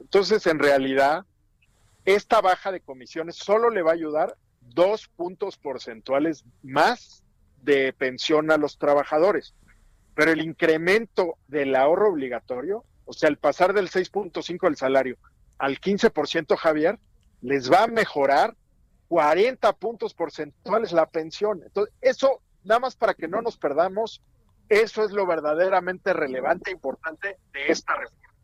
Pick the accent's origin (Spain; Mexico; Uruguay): Mexico; en general como mexicanos